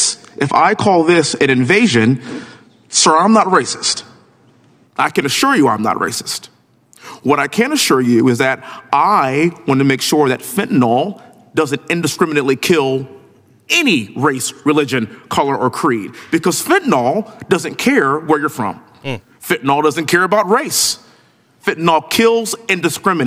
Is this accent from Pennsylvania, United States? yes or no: no; Texas, United States; born and raised in Texas, living in Houston